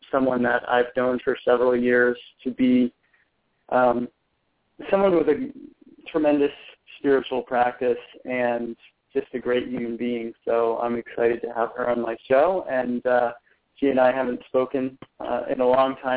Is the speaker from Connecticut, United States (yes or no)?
yes; Connecticut, United States; moved away as an adult; I grew up in Connecticut. I spent the first almost 18 years of my life there